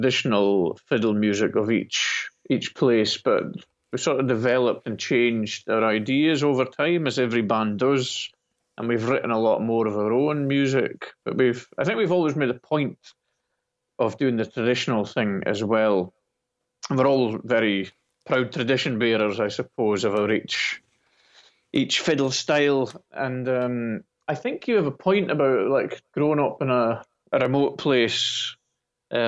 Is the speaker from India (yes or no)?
no; Shetland Islands, Scotland, United Kingdom; also born or lived in southern Norway; now in Norway; I'm from the Shetland Islands, but I actually live in Norway now, but I live in the south